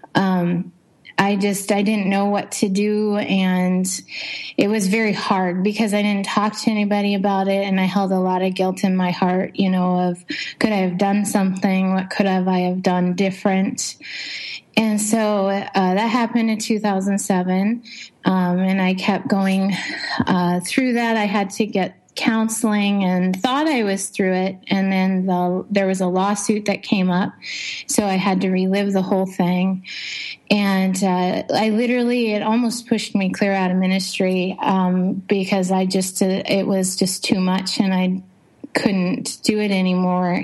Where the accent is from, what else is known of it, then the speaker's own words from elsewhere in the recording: Montana, United States; moved away as an adult; also born or lived in Ripon, Wisconsin / Jamestown, North Dakota; now in Indonesia; I was I was born in Montana